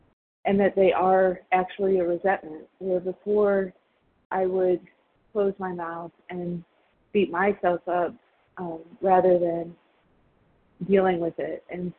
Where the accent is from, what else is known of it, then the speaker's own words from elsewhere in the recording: Arizona, United States; I'm from Arizona.